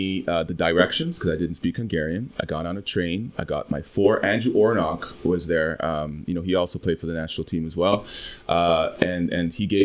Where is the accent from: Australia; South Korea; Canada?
Canada; I, as a Canadian